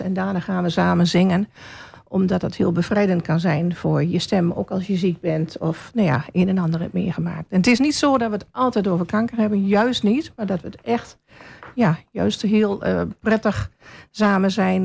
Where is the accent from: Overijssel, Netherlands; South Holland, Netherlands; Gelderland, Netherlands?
Overijssel, Netherlands; Hengelo; moved away as an adult; now in Albergen, Netherlands; Ik ben van origine, net als u, een Hengeloze. Ik ben in Hengelo geboren